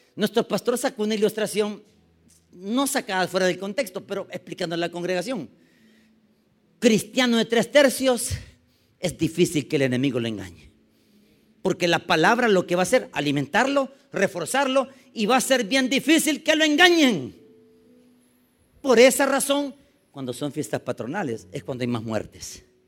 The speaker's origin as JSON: {"language": "Spanish", "region": "San Salvador", "country": "El Salvador", "tie": "born or raised there", "said": "yo nací en 1972. La estadística dice de que nacieron casi solo en el hospital de maternidad donde yo nací, nacieron ese día, solo en San Salvador, 73 niños"}